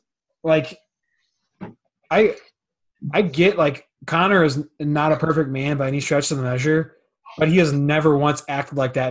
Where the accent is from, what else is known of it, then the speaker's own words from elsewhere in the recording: St. Louis, Missouri, United States; We're from the St. Louis area.